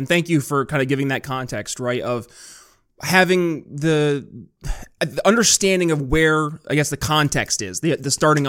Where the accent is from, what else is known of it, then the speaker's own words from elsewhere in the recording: Philadelphia, Pennsylvania, United States; I came from Philadelphia, I lived in predominantly minority neighborhoods, and my neighbors were all black Americans